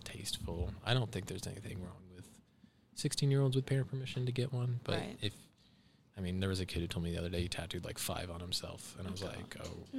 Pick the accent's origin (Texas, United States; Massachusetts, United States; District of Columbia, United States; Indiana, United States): Indiana, United States; Fairmount; also born or lived in Columbus, Ohio; Fairmount, Indiana, and Columbus, Ohio.